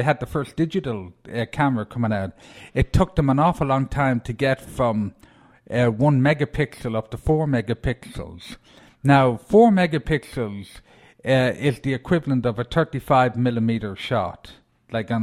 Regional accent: Ireland; moved away; being an Irishman

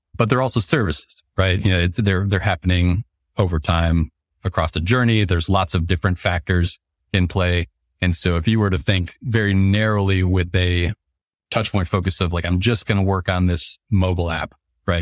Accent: Detroit, Michigan, United States; moved away as an adult; now in Indianapolis, United States; I'm from the Detroit area originally, a s, small suburb outside of Detroit.

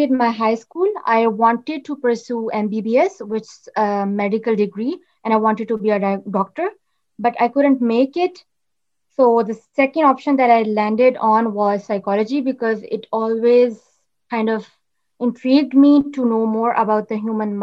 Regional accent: Islamabad, Islamabad Capital Territory, Pakistan; I'm from Islamabad, Pakistan.

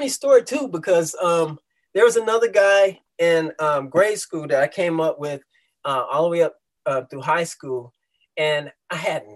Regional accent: Dayton, Ohio, United States; moved away as an adult; also born or lived in San Antonio, Texas / Cincinnati, Ohio; now in St. Louis, United States; I'm originally from Dayton, Ohio, okay. Born and raised

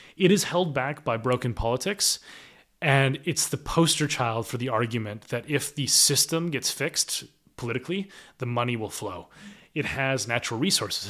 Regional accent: United States; moved away as an adult; now in United Kingdom; an American living in the U K

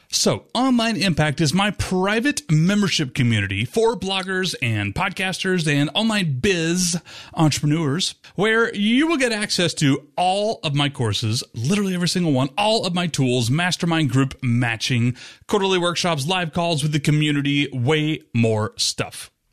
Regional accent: Rome, Georgia, United States; I ended up moving back to my hometown of Rome, Georgia, where I was born and raised

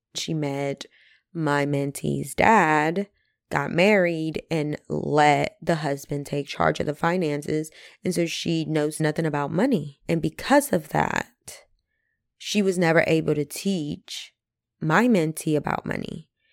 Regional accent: Mexico; also born or lived in North Carolina; now in United States; Growing up in Mexico, my family was very middle class

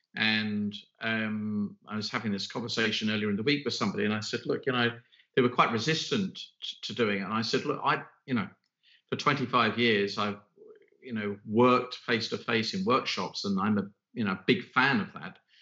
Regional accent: United Kingdom; now in London, United Kingdom; I am a Brit, we are in London

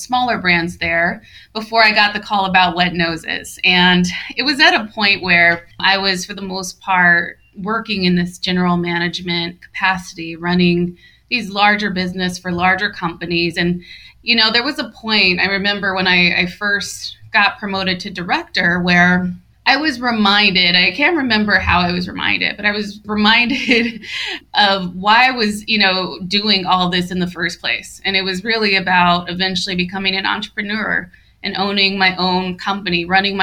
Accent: San Diego, California, United States; I'm originally from San Diego

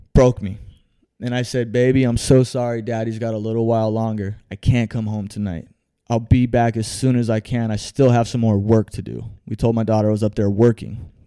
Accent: Phoenix, Arizona, United States; I was born right here in Phoenix, Arizona, man. More specifically, the Maryvale area

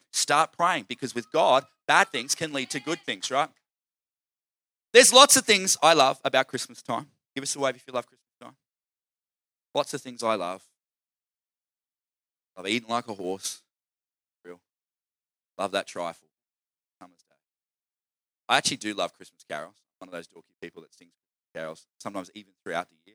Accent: Queensland, Australia; I'm from Queensland

